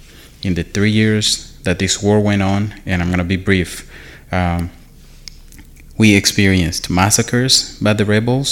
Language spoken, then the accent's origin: English; Rwanda; When I was growing up in Rwanda